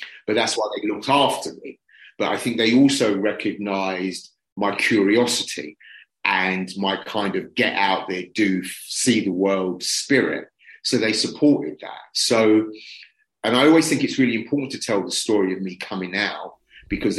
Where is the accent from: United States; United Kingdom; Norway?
United Kingdom; London; I was born and raised working class in Brixton